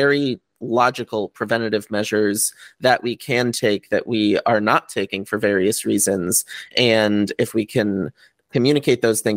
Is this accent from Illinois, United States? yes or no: no; Connecticut, United States; moved away as an adult; now in California, United States; I grew up in Connecticut